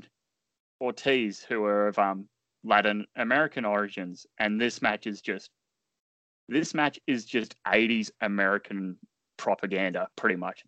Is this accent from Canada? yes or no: no; Australia; as an Australian